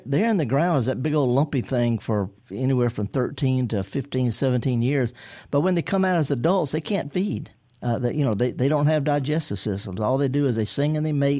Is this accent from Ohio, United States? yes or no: no; Indianola, Mississippi, United States; I'm from Indianola.